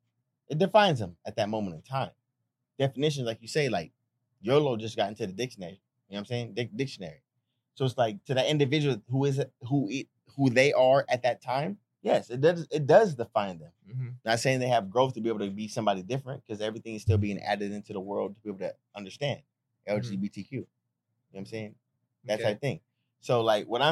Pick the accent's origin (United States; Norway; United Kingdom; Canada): United States; California; I'm from Cali